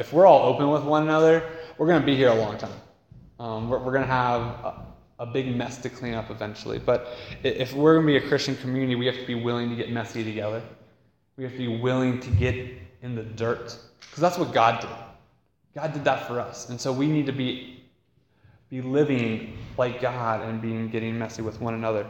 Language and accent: English; United States; as American Westerners